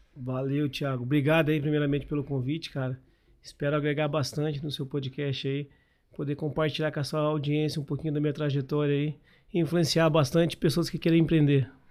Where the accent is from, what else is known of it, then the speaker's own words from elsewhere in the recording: Londrina, Paraná, Brazil; also born or lived in Biporã; Eu nasci em Biporã, aqui do lado, aqui de Londrina. aqui. Vim para Londrina, tinha 7 anos de idade